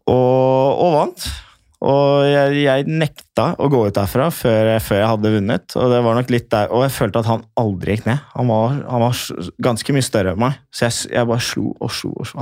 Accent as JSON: {"language": "Norwegian", "country": "Norway", "said": "jeg var norsk"}